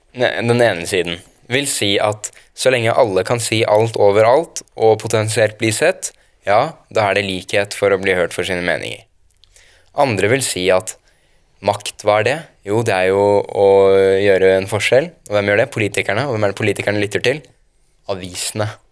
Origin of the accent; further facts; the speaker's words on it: Oslo, Norway; Jeg er fra Oslo øst